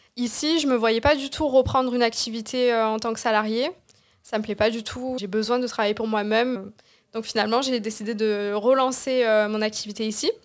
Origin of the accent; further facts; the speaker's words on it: Marseille, Provence-Alpes-Côte d'Azur, France; je viens de Marseille. ben, j'ai grandi à Marseille